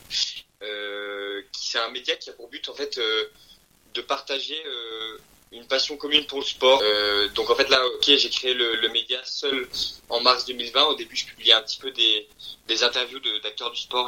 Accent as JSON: {"language": "French", "country": "France", "tie": "born or raised there", "also_born_or_lived": "Belgium / Japan / Versailles", "said": "je suis d'origine belge, Et en fait, j'ai quitté la Belgique il y a de ça au moins 15 euh, ans. En fait, je suis, je en France depuis, l'âge de 5 ans."}